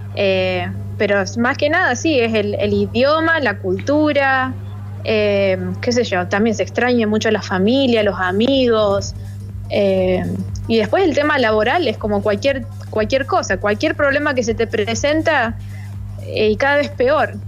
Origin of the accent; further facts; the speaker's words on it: Alta Gracia, Córdoba, Argentina; moved away as an adult; now in Washington, United States; yo soy de Altagracia